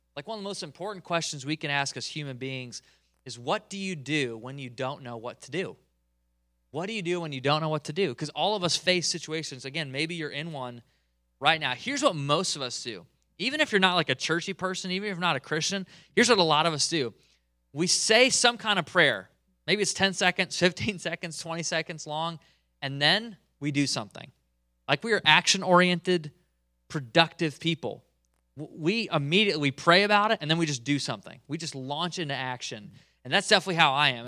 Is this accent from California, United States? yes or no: no; Michigan, United States; moved away; also born or lived in Eastern Canada; I, I grew up in Michigan, cold